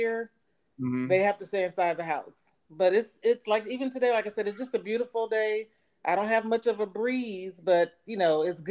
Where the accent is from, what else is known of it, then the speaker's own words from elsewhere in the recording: Los Angeles, California, United States; also born or lived in Mobile, Alabama / Redlands, California; now in Ontario, United States; I was born in Mobile, Alabama, but raised in California. Yeah, I was there for just 6 months, and then my parents moved to L.A., Los Angeles, California, and I was there for like 13 years